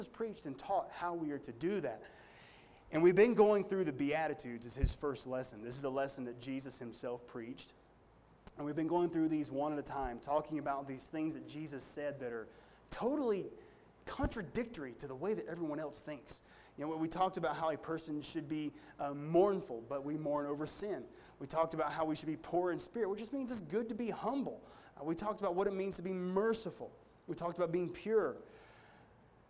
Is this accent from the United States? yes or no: yes; United States; me as an American